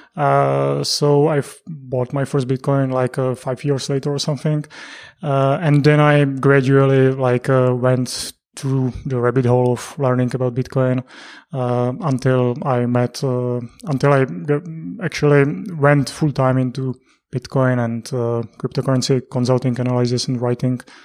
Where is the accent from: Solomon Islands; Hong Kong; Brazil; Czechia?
Czechia; Prague; I'm from Prague as well. I was actually, uh, born, mm, not that far away from Prague, and I lived in Prague for thirty years